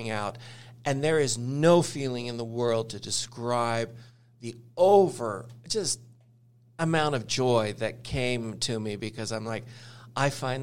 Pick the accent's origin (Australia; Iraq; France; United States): United States; Idaho; They are foods that I grew up with in Idaho